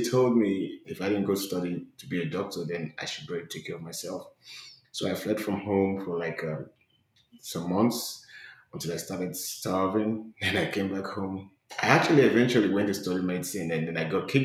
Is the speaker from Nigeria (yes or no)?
yes; Nigeria; moved away as an adult; now in United States; I'm from Nigeria. I fled my country to the States 2 years ago